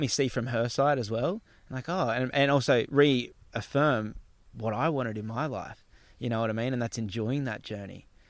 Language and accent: English; Gold Coast, Queensland, Australia; Palm Beach where I grew up on the Gold Coast